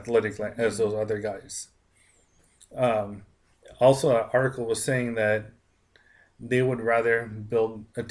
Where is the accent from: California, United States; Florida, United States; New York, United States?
California, United States; San Francisco; moved away as an adult; now in Las Vegas, United States; I was basically born and raised in San Francisco, Northern California